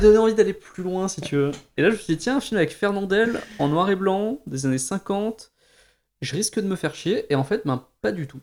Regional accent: Montélimar, Auvergne-Rhône-Alpes, France; on est originaire de Montélimar

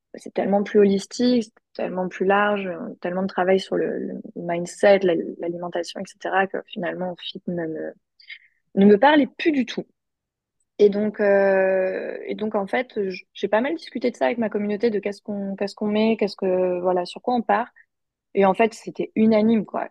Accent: France; now in United States; en tant que Français

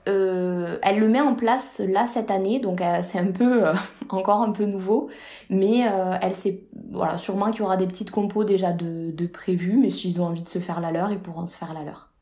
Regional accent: France

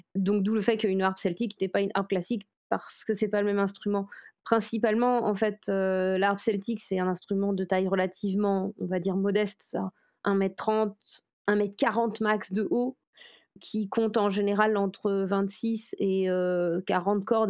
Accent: Brocéliande, Brittany, France; je viens de Bretagne, où il y a une très forte... Enfin, précisément, je viens de Brocéliande en Bretagne

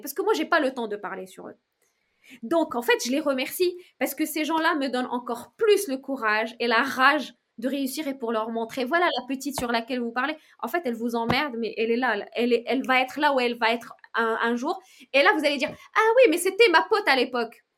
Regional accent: Morocco; now in France; vendre mes créations dans mon pays natal

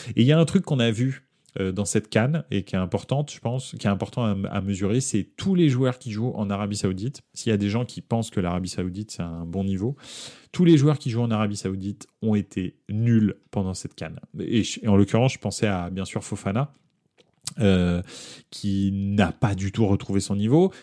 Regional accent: Paris, Île-de-France, France; on est de France et de Paris en l'occurrence.

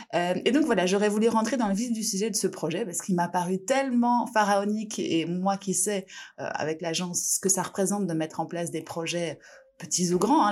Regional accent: France; je suis française

